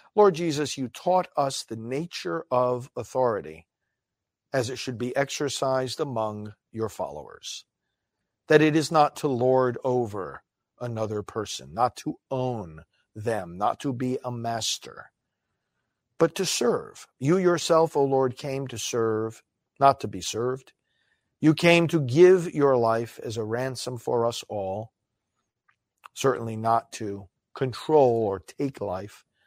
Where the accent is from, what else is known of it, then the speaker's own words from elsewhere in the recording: United States; growing up in America